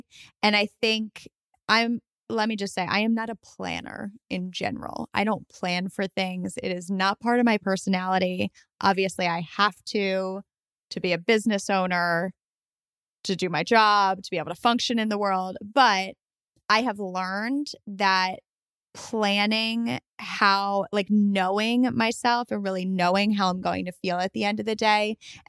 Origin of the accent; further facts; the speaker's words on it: New York, United States; I'm from New York.